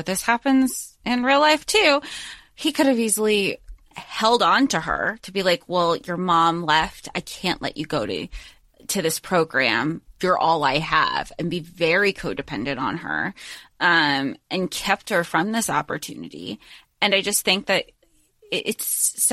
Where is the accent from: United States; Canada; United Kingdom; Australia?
United States; the South; growing up in the South.